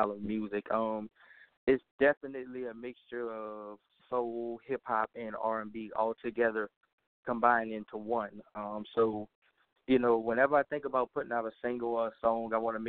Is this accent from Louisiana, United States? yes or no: yes; New Orleans, Louisiana, United States; that's my hometown. That's where I was born and raised